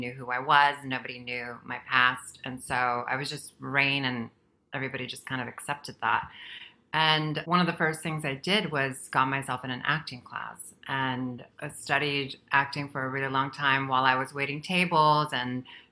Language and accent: English; Guam; moved away as an adult; also born or lived in Philippines; now in Los Angeles, United States; where I grew up in Guam, I migrated from the Philippines where I was born to Guam.